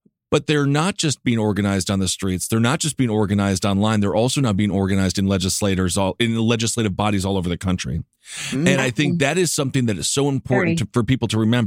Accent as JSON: {"language": "English", "region": "Wisconsin", "country": "United States", "said": "I'm straight and I'm white from Wisconsin"}